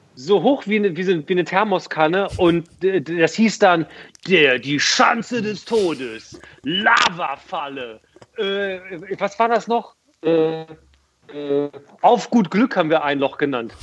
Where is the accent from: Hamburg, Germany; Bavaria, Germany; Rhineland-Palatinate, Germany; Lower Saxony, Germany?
Lower Saxony, Germany; Hildesheim; Ich bin in Hildesheim aufgewachsen